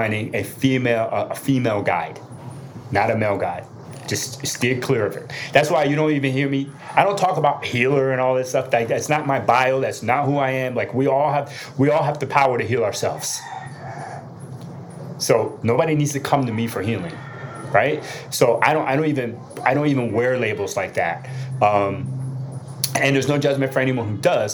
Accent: New Jersey, United States; I'm still from Jersey. I still got that street in me

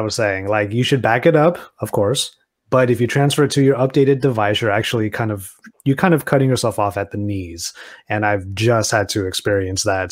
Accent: Southern California, United States; I'm from SoCal

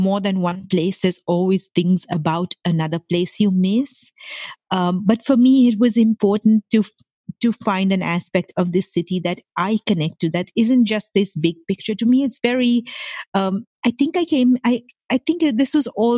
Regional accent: Mumbai, Maharashtra, India; moved away as an adult; now in San Jose, United States; I grew up in Mumbai in India

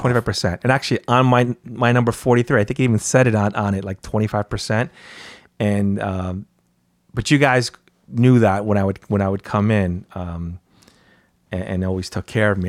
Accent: North White Plains, New York, United States; I grew up in North White Plains

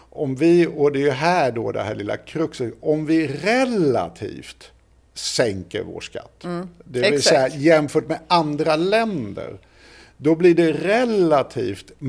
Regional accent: Ireland; Och det blir man ju inte som irländare nödvändigtvis så jätteglad utav.

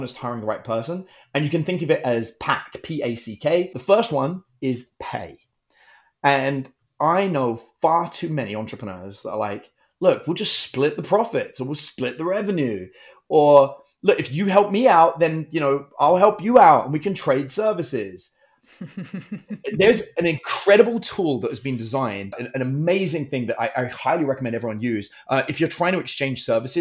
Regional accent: United Kingdom; I'm British, in case you can't tell by my Texan accent.

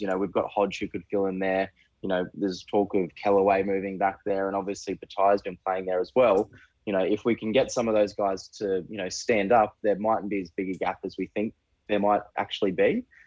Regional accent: Queensland, Australia; I'm from Queensland.

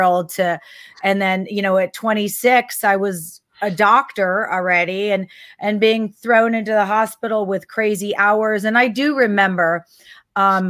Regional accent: Texas, United States; moved away; also born or lived in San Francisco; I grew up in Texas

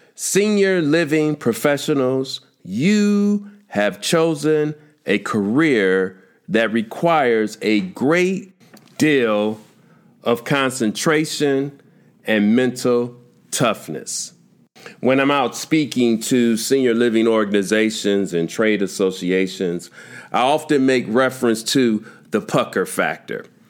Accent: Chicago, Illinois, United States; growing up in Chicago

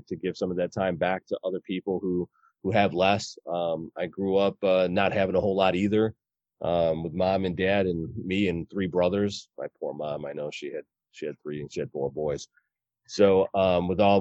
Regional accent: Elgin, Illinois, United States; also born or lived in Geneva, Illinois; I grew up in Elgin, on the Elgin's East Side

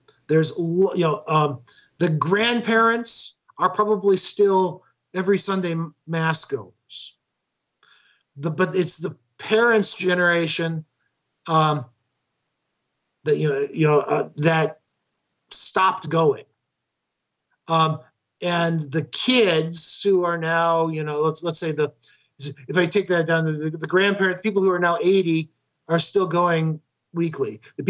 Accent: on the Illinois-Iowa border, northern Illinois, United States; moved away as an adult; also born or lived in New York; now in Rochester, United States; And I grew up in the Illinois-Iowa border on the Mississippi River, northern Illinois. And so right there on the edge of that upper Great Lakes, upper Midwest area

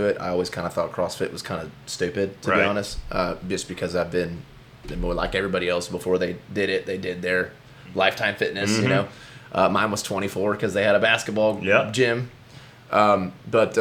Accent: Cypress, Texas, United States; also born or lived in Humble, Texas; I grew up in Humble until I was, I want to say, the sixth grade. And then I moved from Humble, Atascocita, Kingwood area to Cypress. And I've lived right here on Spring Cypress and ever since

